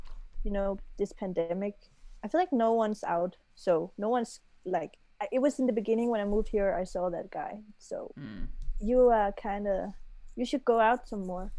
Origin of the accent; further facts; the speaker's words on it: Denmark; moved away as an adult; now in London, United Kingdom; I'm from Denmark. I just moved here to make music.